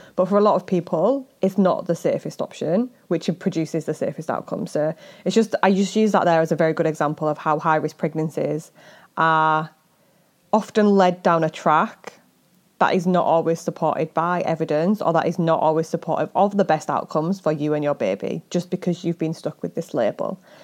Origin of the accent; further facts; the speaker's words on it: United Kingdom; we're British